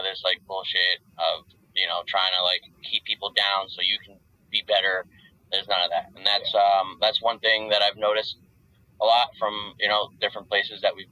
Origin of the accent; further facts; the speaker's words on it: New Jersey, United States; now in Georgia, United States; we're just being from Jersey